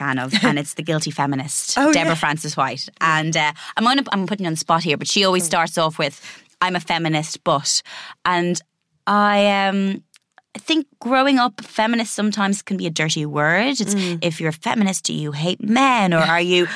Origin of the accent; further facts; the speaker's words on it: Ireland; as an Irish woman, Katie Taylor is from my hometown